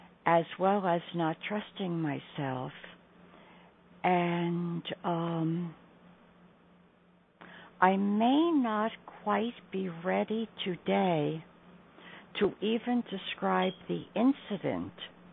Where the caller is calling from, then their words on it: New York, United States; I'm calling from New York.